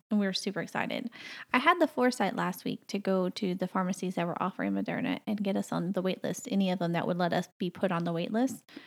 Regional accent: the South, United States; moved away as an adult; now in Canada; I grew up in the South

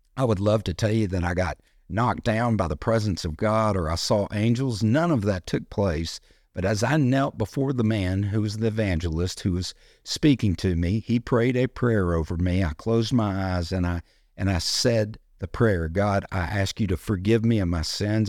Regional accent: United States; being an American

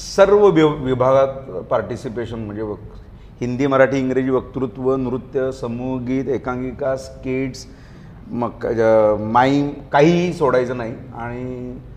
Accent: Kolhapur, Maharashtra, India; मी मूळचा कोल्हापूरचा

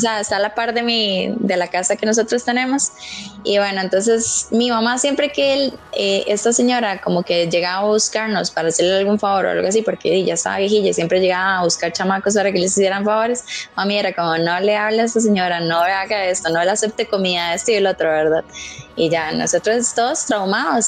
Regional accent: Pérez Zeledón, San José, Costa Rica; Yo soy de Pérez, soy de pueblo

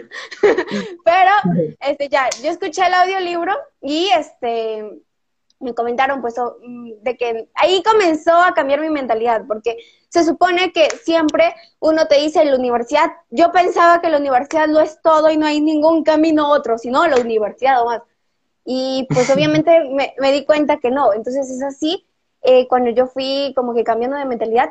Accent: Peru; tengo ya 17 años, soy de Perú

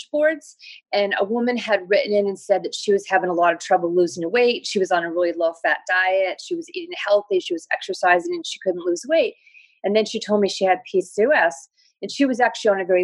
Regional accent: New York, United States; I'm a New Yorker. I live in New York

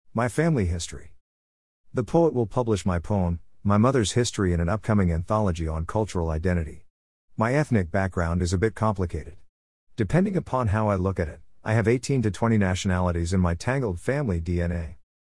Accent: Berkeley, California, United States; one hundred percent born and raised in Berkeley

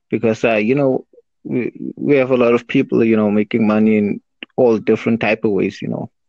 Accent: South Africa; from SA. I'm from South Africa.

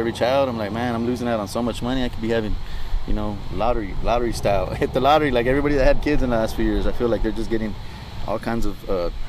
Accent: Phoenix, Arizona, United States; We're just here in Arizona. We're from Phoenix, so we just came

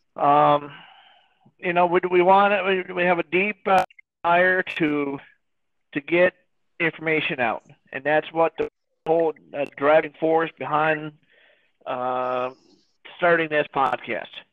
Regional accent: United States

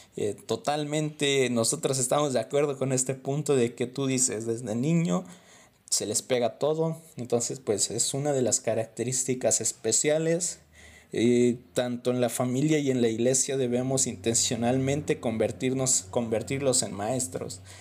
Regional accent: Mexico; yo soy de México

